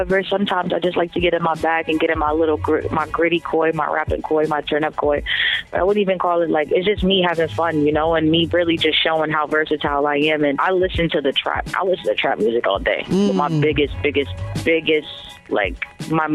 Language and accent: English; New Jersey, United States; we both from Jersey, you know. We're both from Jersey